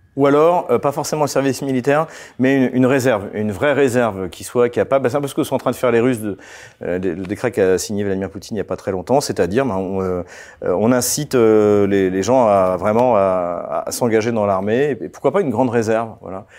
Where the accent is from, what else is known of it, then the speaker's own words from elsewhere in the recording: Champagne, Grand Est, France; j'ai grandi euh, en Champagne